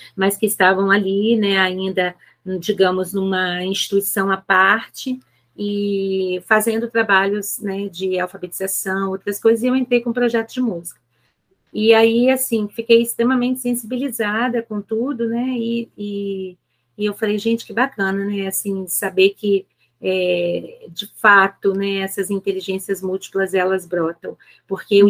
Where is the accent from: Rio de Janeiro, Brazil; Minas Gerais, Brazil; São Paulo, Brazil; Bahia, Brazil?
Rio de Janeiro, Brazil; moved away as an adult; now in Aracruz, Brazil; Sou natural do Rio de Janeiro, é, mas já tem 22 anos completa esse ano que eu estou morando em Aracruz, no Espírito Santo